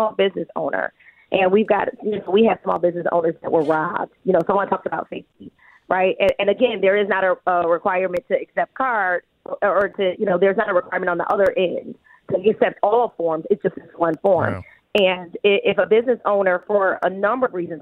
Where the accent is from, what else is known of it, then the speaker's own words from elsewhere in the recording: Detroit, Michigan, United States; I'm from the Detroit West Side